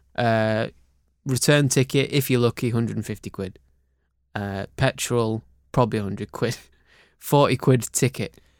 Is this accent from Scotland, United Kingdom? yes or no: no; Cumbria, North West England, United Kingdom; moved away; I grew up in Cumbria